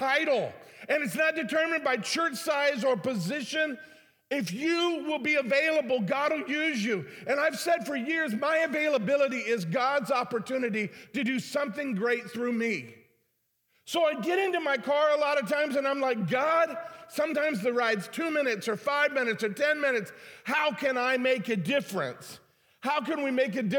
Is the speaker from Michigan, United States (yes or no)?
yes; Detroit, Michigan, United States; moved away as an adult; now in St. Louis, United States; I was from Detroit